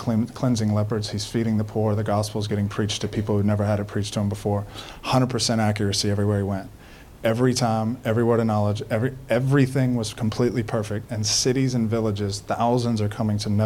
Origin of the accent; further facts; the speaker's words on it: Baton Rouge, Louisiana, United States; I'm born and raised in Baton Rouge